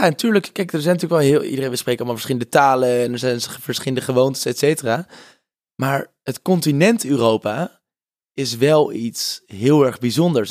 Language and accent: Dutch; Netherlands; also born or lived in South Africa; wij als Nederlanders